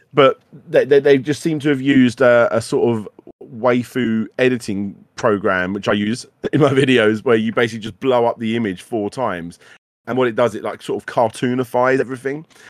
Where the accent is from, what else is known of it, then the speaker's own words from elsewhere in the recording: United Kingdom; we were British